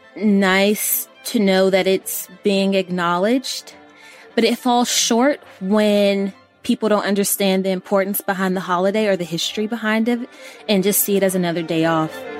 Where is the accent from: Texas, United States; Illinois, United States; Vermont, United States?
Texas, United States; Missouri City; I am from Texas, the greatest place on earth, and the neighborhood I grew up in, in Missouri City